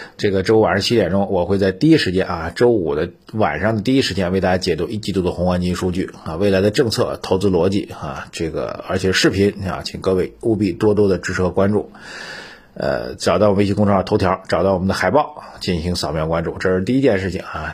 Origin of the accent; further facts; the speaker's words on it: China; 我们中国人